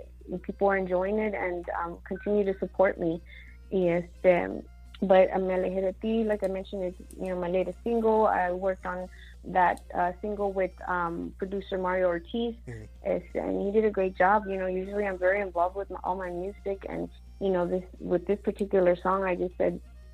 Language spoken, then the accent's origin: English; El Paso, Texas, United States; also born or lived in Mexico / Arizona; I was born in Mexico. I was raised in Arizona, part of my you know, teen life, and then the rest of it, I was raised in El Paso